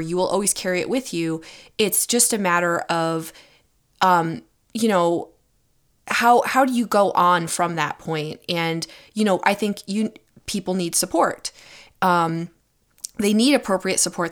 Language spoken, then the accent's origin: English; United States; I was born in America